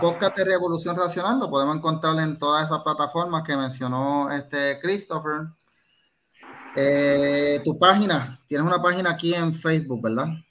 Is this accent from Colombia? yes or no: no; Cidra, Puerto Rico; yo soy de Sidra